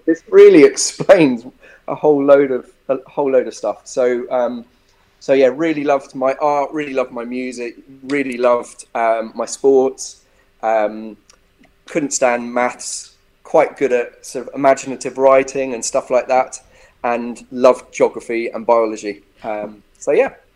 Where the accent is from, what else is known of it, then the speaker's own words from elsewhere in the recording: Epsom, South East England, United Kingdom; moved away; also born or lived in Bristol; grew up in, in Epsom. I was born in Epsom in Surrey.